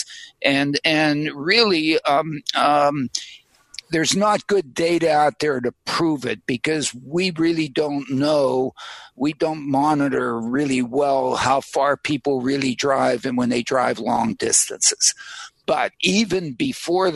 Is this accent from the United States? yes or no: yes; Pittsburgh, Pennsylvania, United States; now in Princeton, United States; I go to Pittsburgh every once in a while because I was raised in Pittsburgh